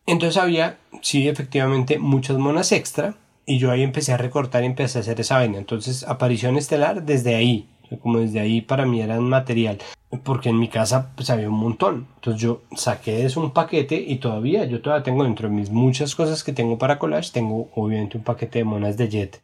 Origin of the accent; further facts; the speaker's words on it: Bogotá, Colombia; los rolos le llamamos a, al juego de pegarle un murito con una pelota de tenis con la mano